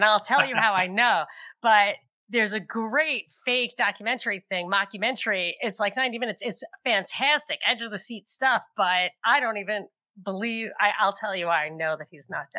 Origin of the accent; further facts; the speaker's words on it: New York, United States; And I'm a New Yorker. I might even have lived in New York back then.